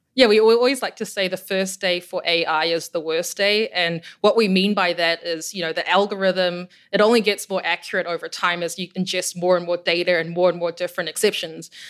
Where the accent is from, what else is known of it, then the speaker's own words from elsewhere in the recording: New Zealand; moved away as an adult; also born or lived in Germany; now in Chicago, United States; I'm from New Zealand and, and grew up in a pretty isolated part of the world